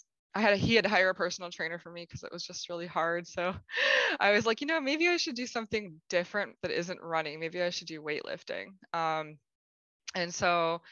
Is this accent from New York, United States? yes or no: no; Pittsburgh, Pennsylvania, United States; moved away as an adult; now in St. Louis, United States; I'm from Pittsburgh, Pennsylvania in the United States. And I actually now live in St. Louis, Missouri. Moved out here in 2007 to go to college